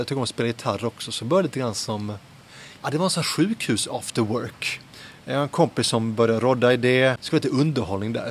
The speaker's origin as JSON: {"language": "Swedish", "town": "Helsingborg", "region": "Skåne", "country": "Sweden", "tie": "born or raised there", "also_born_or_lived": "Södertälje", "moved": "as an adult", "lives_now": "Lund, Sweden", "said": "jag föddes i Södertälje och växte upp eh, lite grann där och så mycket i Helsingborg faktiskt"}